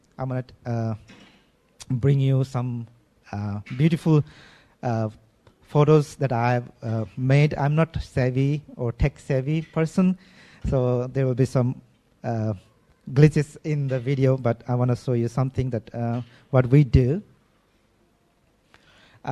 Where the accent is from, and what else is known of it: Nepal; now in Damak, Nepal